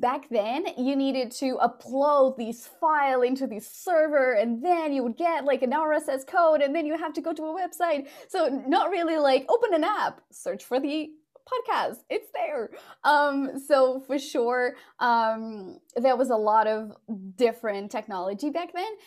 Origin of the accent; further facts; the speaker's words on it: Portugal; also born or lived in London, United Kingdom; now in Dallas, United States; I moved from Portugal, where I'm originally from, to London in the UK, and then from the UK to, to Dallas.